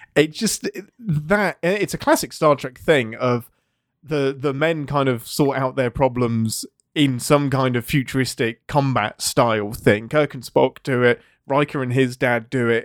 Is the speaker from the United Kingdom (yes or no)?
yes; England, United Kingdom; I'm English